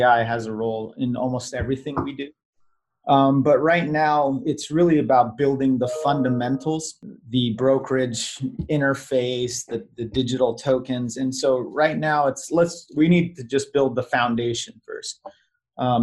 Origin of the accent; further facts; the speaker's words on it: Virginia, United States; I was born in Virginia